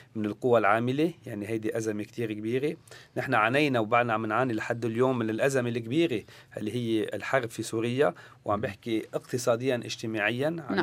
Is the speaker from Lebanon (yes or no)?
yes; Lebanon